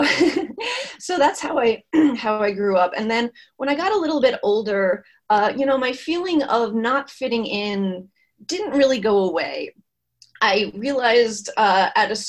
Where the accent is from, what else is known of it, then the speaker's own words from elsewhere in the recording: Indiana, United States; now in Massachusetts, United States; I was born in Indiana, which is in the Midwest, as you probably know, and it's a more conservative area than Massachusetts. And I was born in the 80s. And when I grew up, I was in a very conservative area